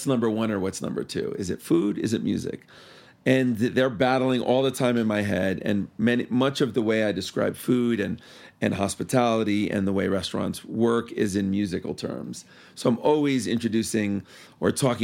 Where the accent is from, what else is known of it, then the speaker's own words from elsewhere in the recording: New York City, New York, United States; moved away as an adult; also born or lived in Key West; now in Denver, United States; I am originally from New York, as I'm sure my accent might still reveal. And I was born and raised there until I was almost 30